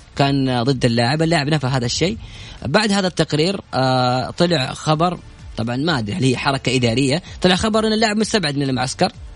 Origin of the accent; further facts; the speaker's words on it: Saudi Arabia; عندنا في السعودية